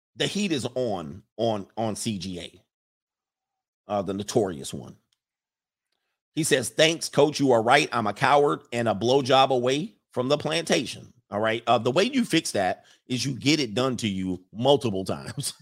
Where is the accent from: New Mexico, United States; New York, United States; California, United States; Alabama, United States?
California, United States; Los Angeles; moved away; I grew up in the San Fernando Valley, most of my late teens into my early twenties